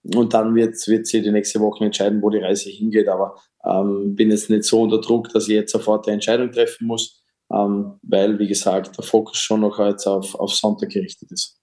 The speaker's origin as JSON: {"language": "German", "town": "Dornbirn", "region": "Vorarlberg", "country": "Austria", "tie": "born or raised there", "said": "in Dornbirn auch noch, wo ich aufgewachsen bin"}